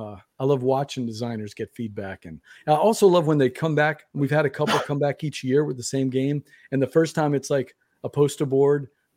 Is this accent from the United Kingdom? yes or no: no; Louisiana, United States; because we're from Louisiana, we can't spell.